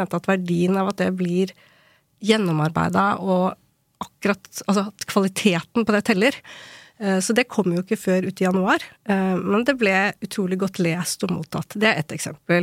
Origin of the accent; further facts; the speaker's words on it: Ilseng, Innlandet, Norway; moved away; also born or lived in South Korea / Bergen; vokste opp på ildseng